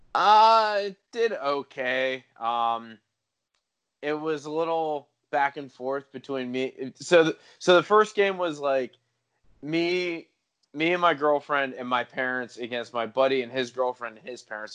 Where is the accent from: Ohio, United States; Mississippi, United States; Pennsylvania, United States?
Pennsylvania, United States; Pittsburgh; growing up in Pittsburgh